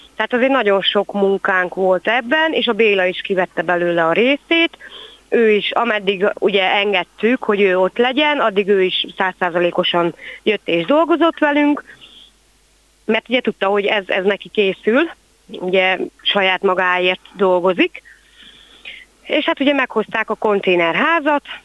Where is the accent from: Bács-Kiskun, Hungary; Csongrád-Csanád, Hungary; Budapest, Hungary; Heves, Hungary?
Csongrád-Csanád, Hungary; Kübekháza; itt nőttem föl én is Kübegházán